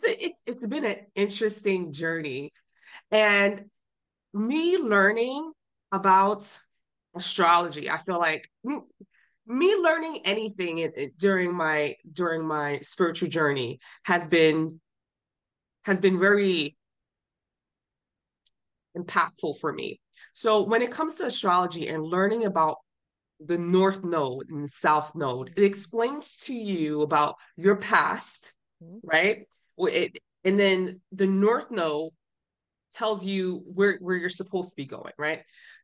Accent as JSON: {"language": "English", "country": "Honduras", "said": "I'm from Honduras, so we practice another type of religion."}